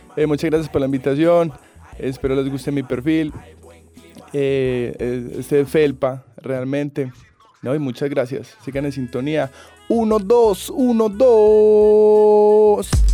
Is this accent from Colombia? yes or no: yes; Colombia; como buen colombiano